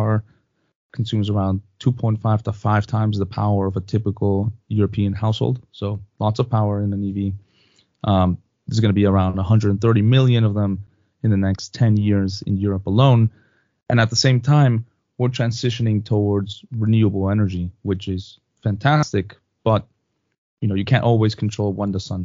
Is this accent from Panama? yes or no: no; Mexico; moved away; also born or lived in United States; I'm originally from Mexico